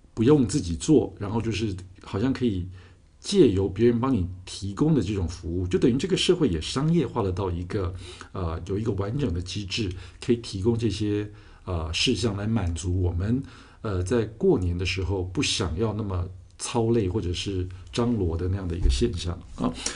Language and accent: Chinese; Taiwan; 我们自己在台湾长大